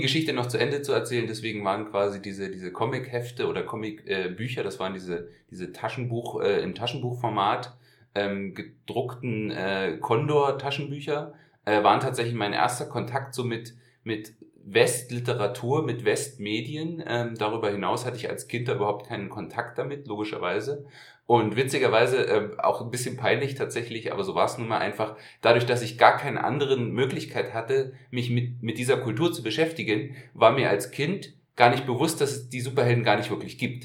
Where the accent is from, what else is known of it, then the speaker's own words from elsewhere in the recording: East Germany, Germany; wir sind in der DDR aufgewachsen